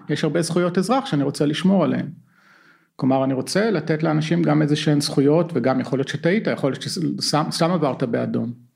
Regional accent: Israel; born or raised there; moved away as an adult; now in California, United States

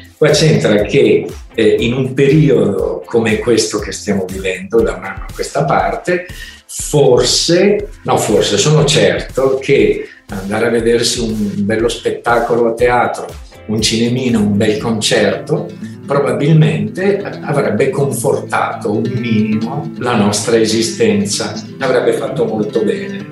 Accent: Milan, Lombardy, Italy; sono di Milano

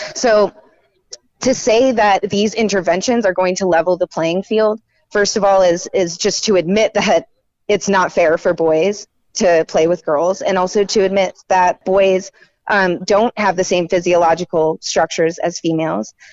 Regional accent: Raleigh, North Carolina, United States; I'm more local. I'm from Raleigh.

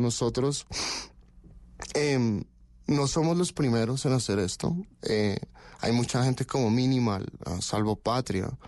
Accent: Colombia; also born or lived in Barcelona, Spain / France / Denmark; Soy colombiano

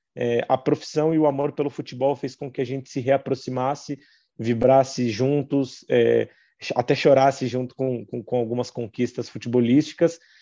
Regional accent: Taboão da Serra, São Paulo, Brazil; Eu nasci e cresci em Taboão da Serra

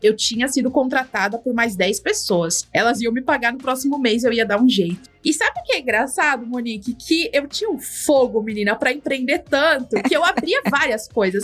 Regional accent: Mogi das Cruzes, São Paulo, Brazil; sou natural de Mogi das Cruzes

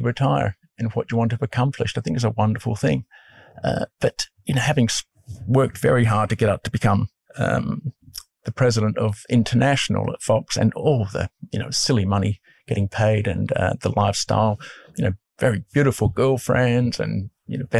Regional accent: Scotland, United Kingdom; moved away; also born or lived in Brentwood; I was born in Scotland

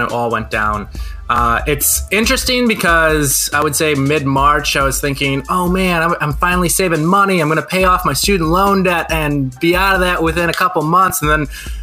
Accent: Brookfield, United States; I grew up in Brookfield listening to Kiss FM

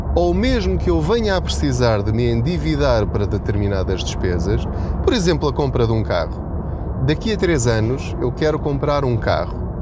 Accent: Portugal; a nossa situação enquanto portugueses

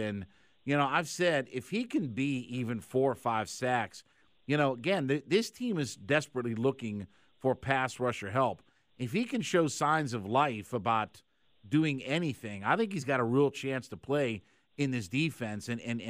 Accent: Ohio, United States; I'm from the Ohio area, and, I know some folks and stuff like that.

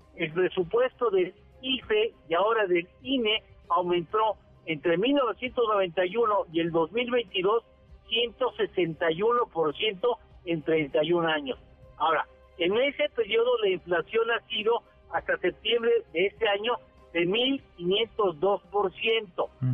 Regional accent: Mexico; yo como mexicano

